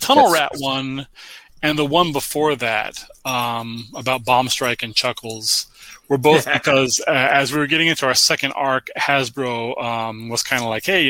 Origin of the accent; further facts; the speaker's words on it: United States; I was born in America, 1978